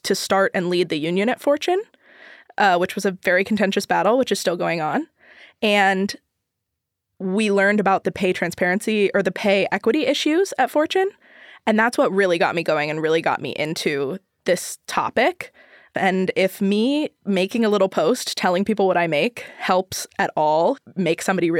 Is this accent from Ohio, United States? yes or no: yes; Ohio, United States; moved away as an adult; now in New York City, United States; I'm from Ohio.